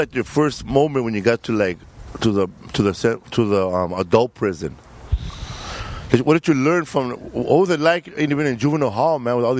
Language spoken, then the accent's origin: English; Mexico; now in United States; I was born in Mexico.